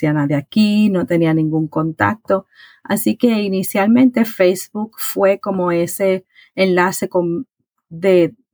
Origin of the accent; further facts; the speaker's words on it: Puerto Rico; now in Virginia, United States; Mira, soy de Puerto Rico, soy nacida en Puerto Rico. Eh, me mudé a Estados Unidos, específicamente a Virginia, en el 2011 llegamos aquí por asuntos de trabajo